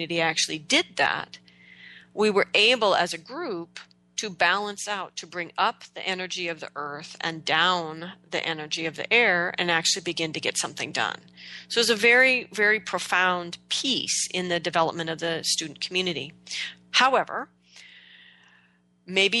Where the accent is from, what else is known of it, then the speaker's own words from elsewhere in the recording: Oregon, United States; moved away as an adult; also born or lived in Manhattan; growing up in Oregon, I took my relationship with the earth entirely for granted